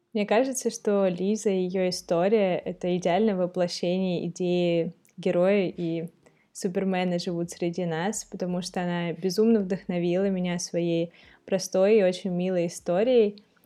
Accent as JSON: {"language": "Russian", "region": "Moscow", "country": "Russia", "tie": "born or raised there", "also_born_or_lived": "Saint Petersburg", "said": "я как бы действительно прожила большую часть жизни в Москве, хотя я родилась, например, в Санкт-Петербурге"}